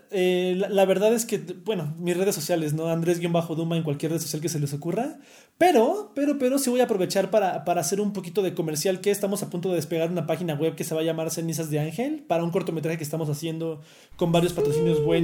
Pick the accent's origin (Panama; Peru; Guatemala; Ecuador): Panama; De hecho, no lo quería decir, pero yo soy panameño.